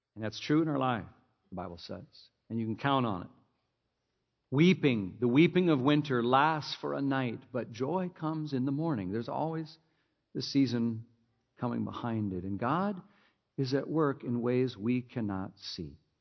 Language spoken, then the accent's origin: English; Minnesota, United States; I grew up in Minnesota